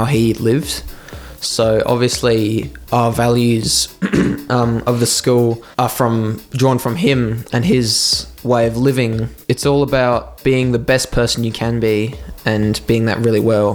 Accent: Adelaide, South Australia, Australia; also born or lived in Darwin; I was born in Darwin, but I only lived there for about a year until my family all moved back to Adelaide, and then we've been here ever since.

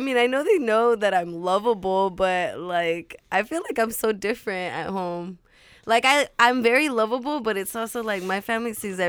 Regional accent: Walnut, California, United States; also born or lived in La Puente, California; 626 Walnut, 626. If you don't know where that is, I always say, like, West Covina, La Puente area.

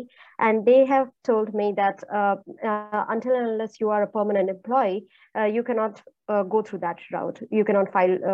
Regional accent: India; now in United States; I am a radiologist from India

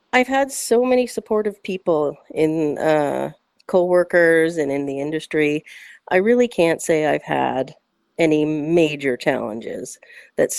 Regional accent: Ancaster, Ontario, Canada; I'm born and raised in Ancaster

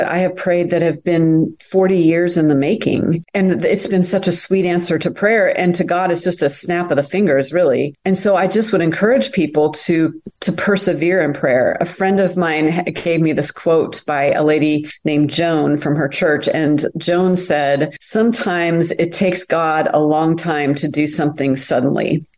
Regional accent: United States; also born or lived in France; I'm such an American

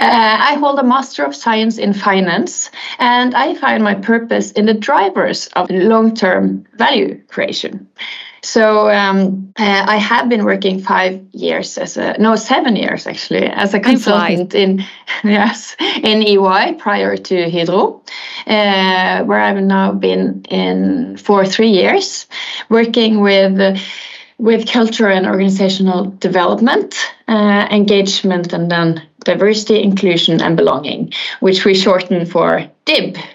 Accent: Bergen, Vestland, Norway; I'm born and raised in Bergen, in Norway

